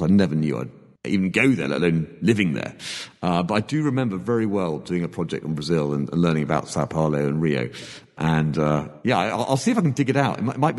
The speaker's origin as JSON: {"language": "English", "country": "Hong Kong", "tie": "born there", "said": "I was born in Hong Kong. You know where that is, Hong Kong?"}